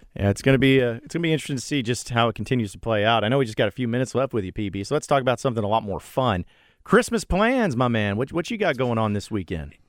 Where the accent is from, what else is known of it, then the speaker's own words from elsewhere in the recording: Fayetteville, Arkansas, United States; came to my school growing up in Fayetteville.